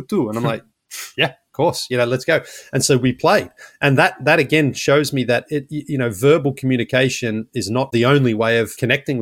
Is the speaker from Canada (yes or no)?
no; Australia; now in United States